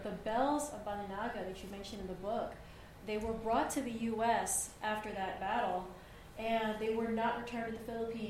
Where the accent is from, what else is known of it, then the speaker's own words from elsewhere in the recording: Baltimore, Maryland, United States; I grew up here in Baltimore